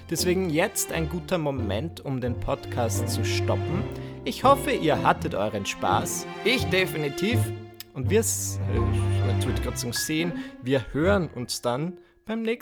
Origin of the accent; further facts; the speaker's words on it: Burgenland, Austria; Ja, ich komme aus dem Burgenland. Dort haben wir einen Ort namens Großhöflein und daneben ist ein Ort namens Kleinhöflein.